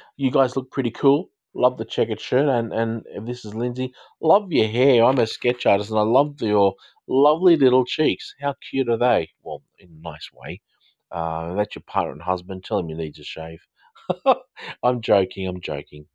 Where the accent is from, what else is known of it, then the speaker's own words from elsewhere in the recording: Australia; I'm from Australia